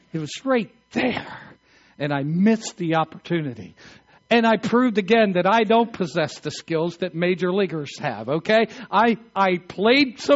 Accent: Eastern Shore of Maryland, United States; I grew up in the Eastern Shore of Maryland

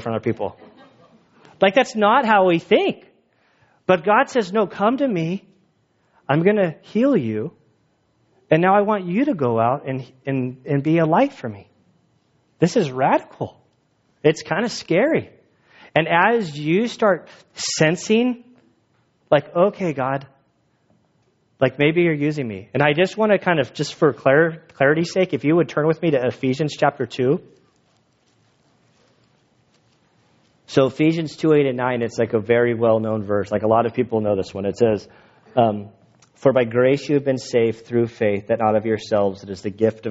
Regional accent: United States; I am an American citizen. I grew up here

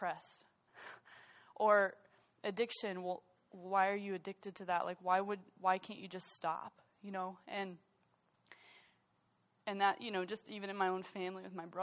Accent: United States; being an American

